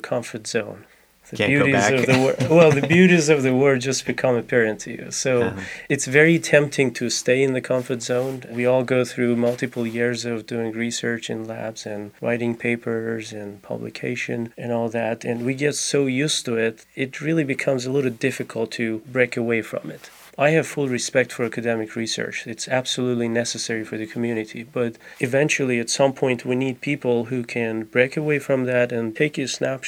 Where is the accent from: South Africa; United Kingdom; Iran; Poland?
Iran; moved away as an adult; now in Gainesville, United States; I grew up in Iran, I came to the U.S. about 11 years ago.